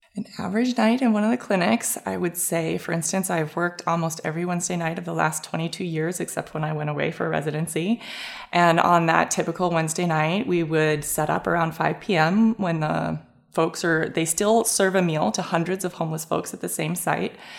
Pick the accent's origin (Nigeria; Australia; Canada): Canada; moved away as an adult; now in San Diego, United States; I was from Canada